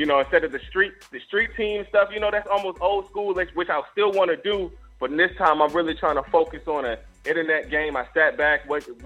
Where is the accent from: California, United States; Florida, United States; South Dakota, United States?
Florida, United States; Fort Walton Beach; I'm coming from Fort Walton Beach, Florida, 850, down the street from Panama City.